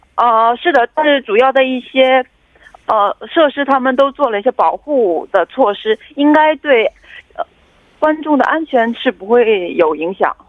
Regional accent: China; 对我们来自中国的志愿者来说还是挺开心的

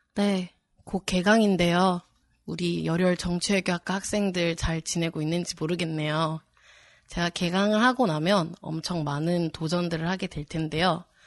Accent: Gimhae, South Gyeongsang, South Korea; also born or lived in Eunpyeong-gu, Seoul; 나의 살던 고향은 김해. 하지만 지금은 서울 은평구에

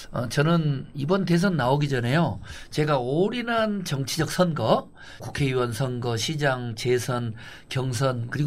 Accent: Honam, South Korea; 또 제가 유일한 호남 출신 민주당 후보니까

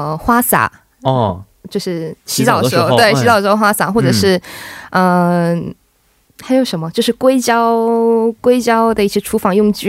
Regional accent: Harbin, Heilongjiang, China; now in South Korea; 嗯嗯，我来自哈尔滨，然后来韩国快九年了

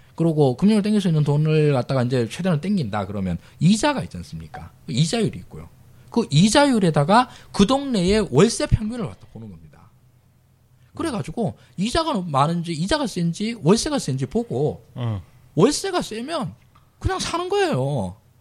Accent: Daegu, South Korea; moved away; 저 이제 대구 출신인데 대구 아버지 어머니 사시는데

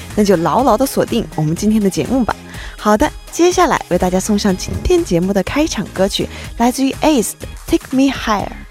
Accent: China; 作为一个中国人

